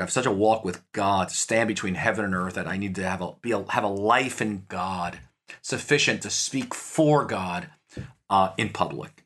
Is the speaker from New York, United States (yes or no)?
yes; New York, United States; I'm from New York